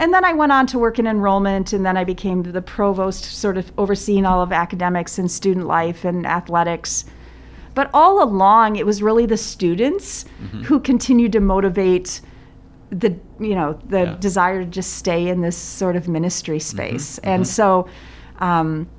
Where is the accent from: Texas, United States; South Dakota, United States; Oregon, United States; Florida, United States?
South Dakota, United States; moved away as an adult; also born or lived in Germany; now in Davenport, United States; I came back to South Dakota and sort of went home to my parents